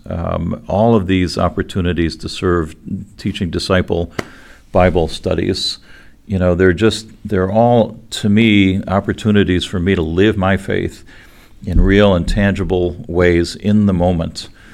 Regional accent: Cleveland, Ohio, United States; the little fundamentalist church where we grew up in Cleveland

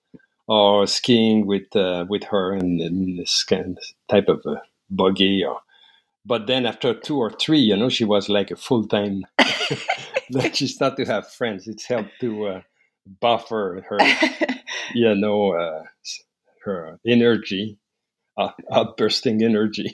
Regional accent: La Beauce, Quebec, Canada; I grew up in La Beauce, Quebec, Canada

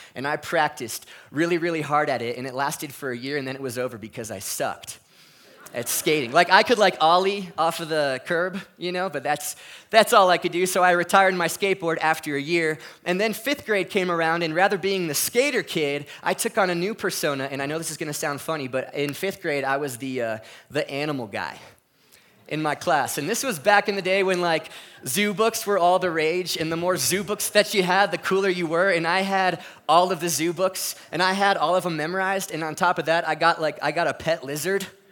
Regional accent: California, United States; moved away as an adult; I was from California

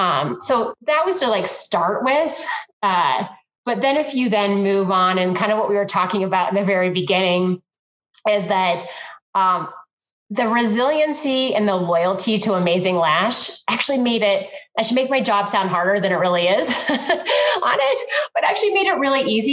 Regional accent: Iowa, United States; I'm a Midwest girl, so I'm from Iowa

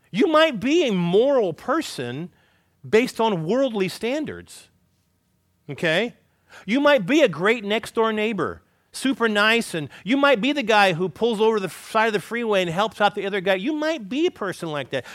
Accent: California, United States; moved away; where I grew up in California

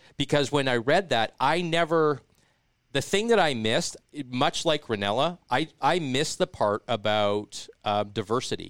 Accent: Regina, Saskatchewan, Canada; moved away; I'm from, you know, I'm from Regina

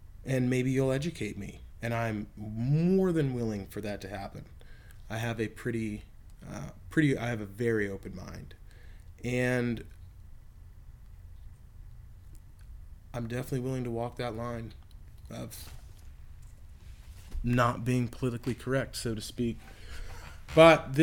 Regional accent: Texas, United States; look at Texas. It's where my home state

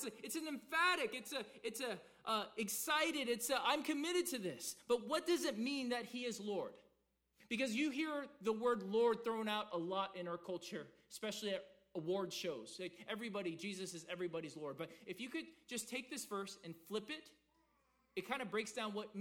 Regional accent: the South, United States; growing up in the South, being a good church boy till I was 15

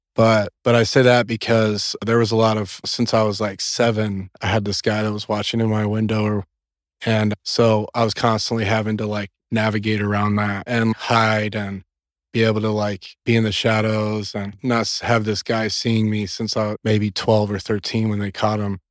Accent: Corpus Christi, Texas, United States; I grew up in South Texas, in Corpus Christi, Texas, and it's down on the coast

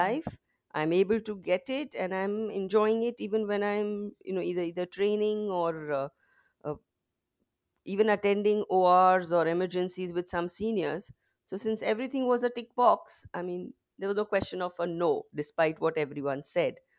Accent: Mumbai, Maharashtra, India; I've basically been born and brought up in Mumbai.

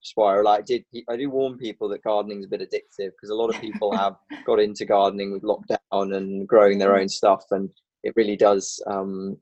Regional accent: England, United Kingdom; moved away as an adult; also born or lived in London; now in Northern Ireland, United Kingdom; I'm the Englishman.

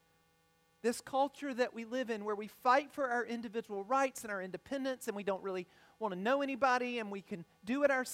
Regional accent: United States; also born or lived in Ethiopia; I consider it a privilege to grow up in the United States

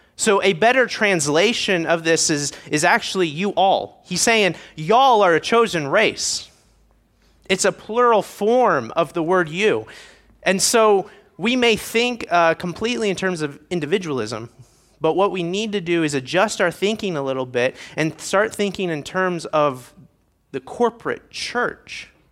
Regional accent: Indiana, United States; moved away; I am from Indiana originally

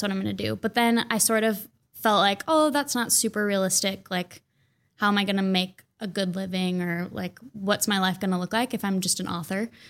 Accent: Mounds View, Minnesota, United States; also born or lived in Saint Paul, Minnesota; I grew up in Mounds View. It's kind of the forgotten suburb

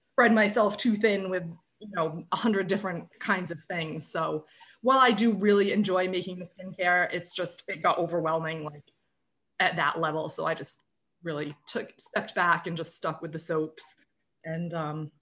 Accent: Tiverton, Rhode Island, United States; also born or lived in Tampa, Florida; I was born in Rhode Island. I grew up in Tiverton. I really lived here basically my whole life

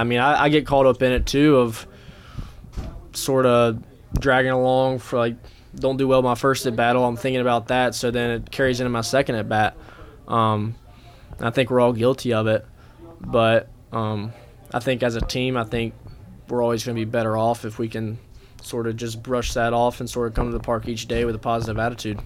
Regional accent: Hickory, North Carolina, United States; my hometown in Hickory

